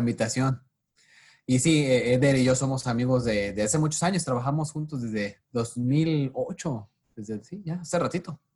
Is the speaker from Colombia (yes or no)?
no; Tepic, Nayarit, Mexico; moved away as an adult; also born or lived in Tijuana, Mexico / San Diego, United States; now in Los Angeles, United States; yo nací y crecí en Tepic, Nayarit, el, en México